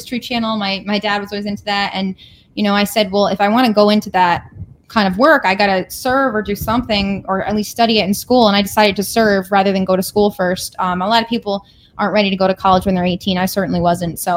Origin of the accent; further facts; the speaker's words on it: Connecticut, United States; I grew up in Connecticut